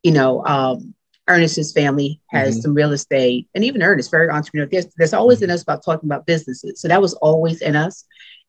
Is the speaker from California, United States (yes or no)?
no; New York City, New York, United States; now in Windsor Mill, United States; I'm from Brooklyn, New York, same neighborhood as you